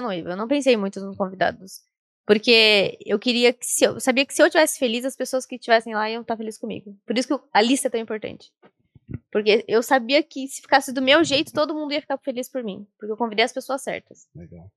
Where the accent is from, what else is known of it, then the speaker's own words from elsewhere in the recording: Sorocaba, São Paulo, Brazil; Eu sou de Sorocaba ainda